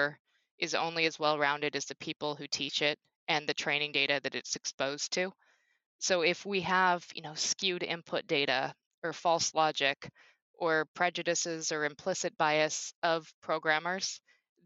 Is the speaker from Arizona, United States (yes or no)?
yes; Phoenix, Arizona, United States; I grew up in Phoenix, Arizona